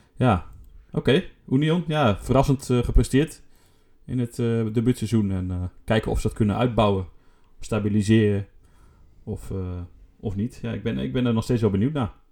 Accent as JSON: {"language": "Dutch", "country": "Netherlands", "said": "voor ons Nederlanders"}